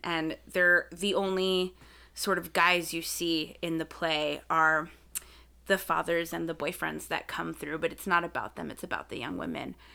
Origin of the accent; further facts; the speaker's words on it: South Texas, United States; I grew up in South Texas, And it, we lived right on the border